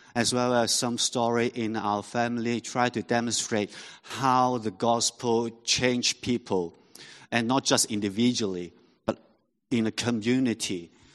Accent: Hong Kong; first language Cantonese; English is a second language; I'm a, a local Hong Kong Hong Konger. So my mother tongue was Cantonese.

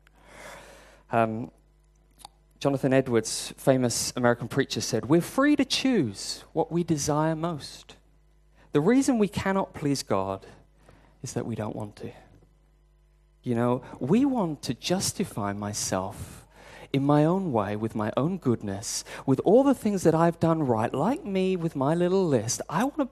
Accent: United Kingdom; I'm British

